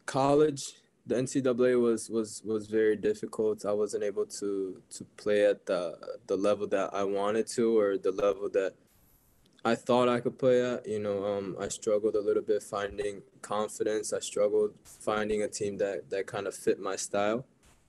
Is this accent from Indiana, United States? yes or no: no; Cleveland, Ohio, United States; also born or lived in Tokyo, Japan / New Mexico, United States; Yeah, I was born in Tokyo, but my family moved to New Mexico when I was 4 months old. And then when I was three, we moved back to Tokyo. And when I was six, we eventually moved to Cleveland, where I spent a lot of my time growing up.